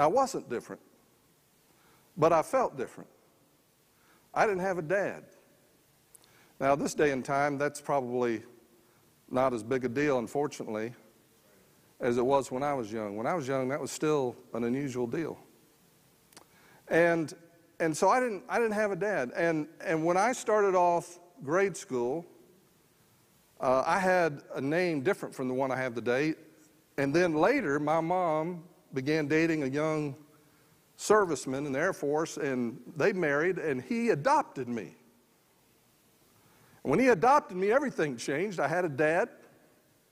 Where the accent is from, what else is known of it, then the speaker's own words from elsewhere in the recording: San Antonio, Texas, United States; I grew up just outside San Antonio, Texas, in a mobile home park